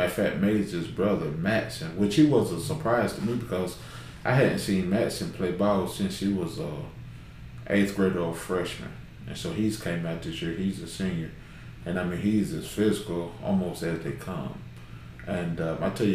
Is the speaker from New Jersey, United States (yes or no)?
no; Knoxville, Tennessee, United States; moved away as an adult; also born or lived in Gallatin, Tennessee; now in Russell County, Kentucky, United States; I'm originally from Knoxville, Tennessee, and I've been playing basketball ever since I was 5-6 years old. So I graduated from Austin East High School out of Knoxville.